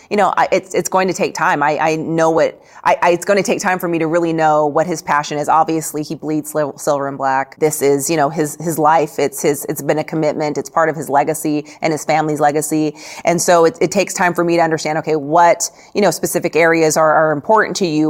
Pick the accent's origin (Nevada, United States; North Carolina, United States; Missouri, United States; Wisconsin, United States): Nevada, United States; I came from Nevada, so I've, I've grown up seeing, you know, slot machines in, um, in convenience stores